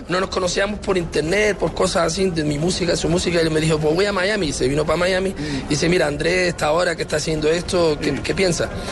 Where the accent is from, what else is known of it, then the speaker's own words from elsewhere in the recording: France; Yo nací al lado de París, pero me tocó lo mismo, mis padres vinieron después de la guerra de Franco